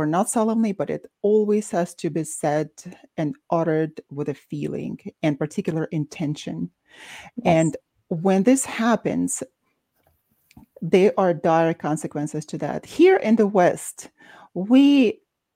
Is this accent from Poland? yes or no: no; Baku, Azerbaijan; moved away; despite being Russian, I'm from Baku, Azerbaijan